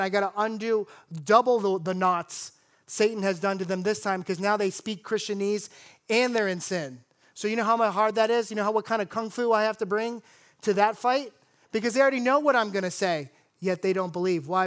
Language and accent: English; South Florida, United States; I grew up in South Florida